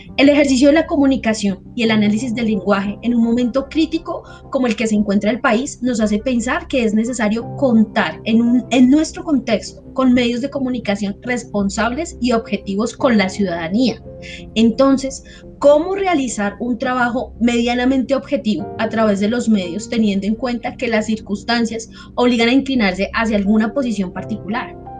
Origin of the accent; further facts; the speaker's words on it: Colombia; somos ciudadanos, somos colombianos